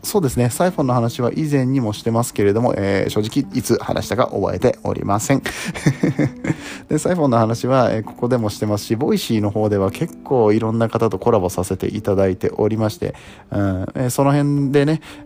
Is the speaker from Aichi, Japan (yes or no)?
yes; Nagoya, Aichi, Japan; moved away; 名古屋出身なんですけど